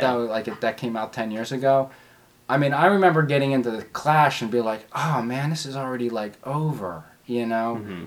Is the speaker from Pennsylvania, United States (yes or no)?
yes; Philadelphia, Pennsylvania, United States; also born or lived in Washington, District of Columbia, United States; I was born in West Philadelphia at uh, Hospital University, Pennsylvania